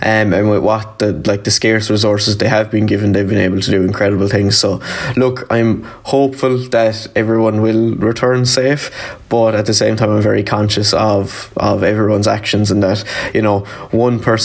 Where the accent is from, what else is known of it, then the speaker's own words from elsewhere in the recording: Limerick, Munster, Ireland; I'm from Limerick. I'm a Leaving Cert student down here in John the Baptist Community School.